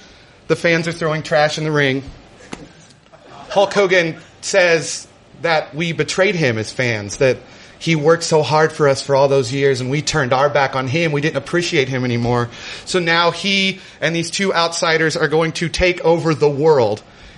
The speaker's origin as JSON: {"language": "English", "region": "Midwest", "country": "United States", "tie": "born or raised there", "said": "any sort of self-respecting child of a single mother growing up in the Midwest would do when he's on a search for truth."}